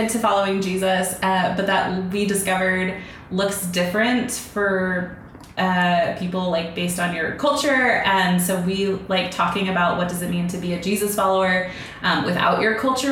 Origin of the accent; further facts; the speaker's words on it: Pacific Northwest, United States; moved away; I grew up in the Pacific Northwest